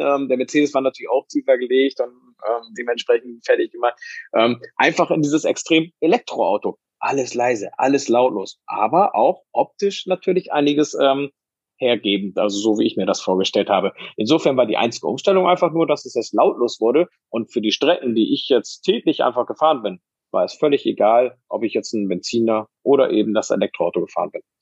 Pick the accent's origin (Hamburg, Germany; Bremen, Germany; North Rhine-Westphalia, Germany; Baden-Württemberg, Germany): Bremen, Germany; moved away; ich komme ja auch ursprünglich aus Bremen